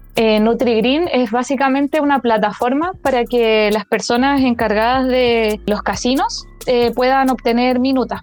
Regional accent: Chile; moved away as an adult; now in Santiago, Chile; yo vengo de, de, región, no soy santiaguina, eh, entonces yo estaba acostumbrada como a un tipo de educación y llegar a, la universidad es hacer ese cambio de pasar de toda la educación en colegios municipales de región a la universidad en Santiago

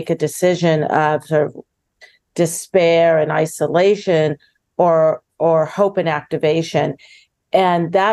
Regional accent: Southern California, United States; I grew up in Southern California with, I think, more horses than people in my life.

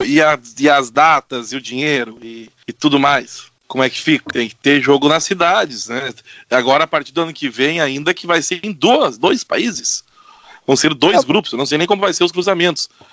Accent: Brazil; a gente, como brasileiro

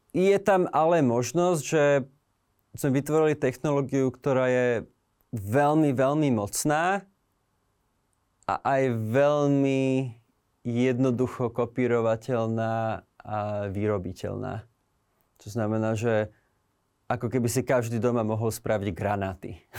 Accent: Slovakia; moved away; žijem už nejaký čas v zahraničí, ale stále som Slovák

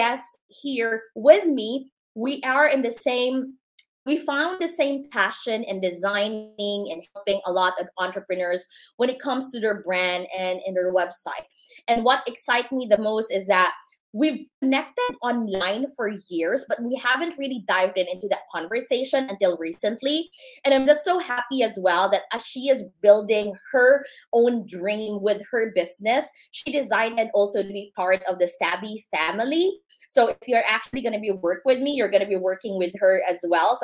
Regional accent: Cebu City, Central Visayas, Philippines; moved away as an adult; also born or lived in Manila; now in United States; We grew up in the same city. I actually came from Cebu, but I was actually, I was born in Manila

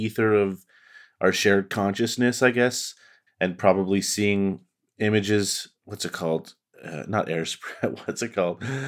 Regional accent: Canada; I'm just Canadian

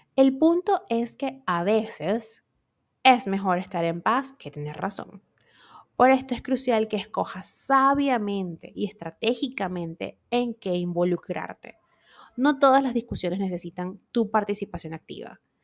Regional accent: Venezuela; moved away; en mi país nosotros, bueno, y el que sea venezolano se va de Venezuela, pero igual mantiene estas costumbres

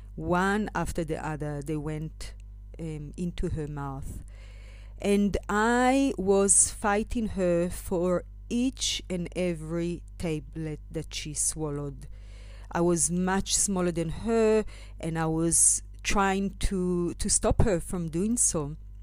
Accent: Israel; moved away as an adult; now in South Africa; I left, um, my home country, Israel, and arrived to South Africa when I was twenty-one years old

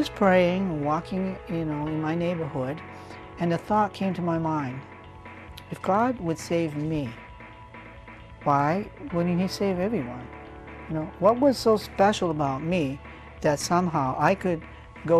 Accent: New Hampshire, United States; now in Texas, United States; We're from New Hampshire.

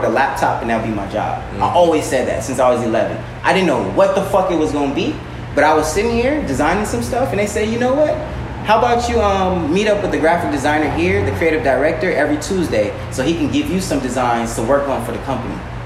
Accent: Long Beach, California, United States; also born or lived in Artesia, California; now in Inglewood, United States; I'm a black man from Northside Long Beach, young Artesia, live in Inglewood

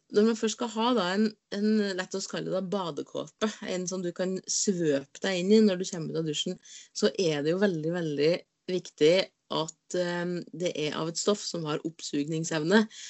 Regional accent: Inderøy, Trøndelag, Norway; moved away; jeg har ikke vært hjemme på Inderøya på lenge

